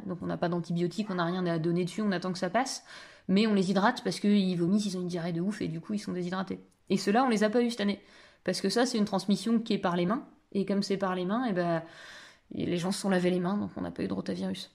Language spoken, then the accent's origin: French; Picardy, Hauts-de-France, France; moi j'étais à la FAEP parce que je suis picarde